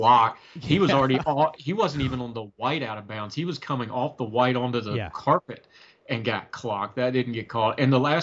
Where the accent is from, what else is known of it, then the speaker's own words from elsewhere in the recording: West Virginia, United States; I'm a West Virginia guy